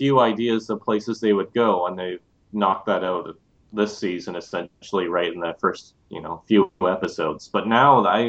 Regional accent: Abbotsford, British Columbia, Canada; the largest one in BC that they haven't gone to is my hometown of Abbotsford. And there are no landmarks in Abbotsford whatsoever.

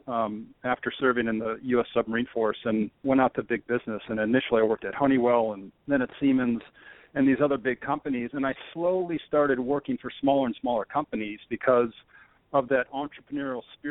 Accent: Rochester, New York, United States; I'm originally from Rochester, New York, and I grew up with very entrepreneurial parents

